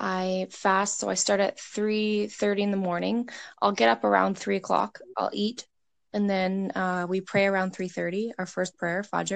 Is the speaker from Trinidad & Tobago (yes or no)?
no; Canada; also born or lived in Edmonton, Alberta; I'm from Canada.